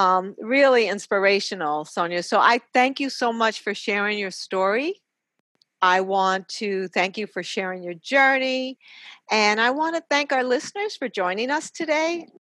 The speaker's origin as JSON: {"language": "English", "region": "New York", "country": "United States", "said": "I'm from New York"}